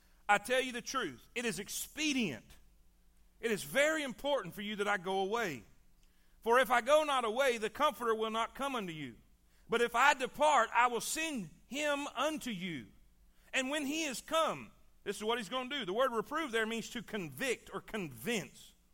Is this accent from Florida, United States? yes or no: yes; South Florida, United States; I grew up in South Florida.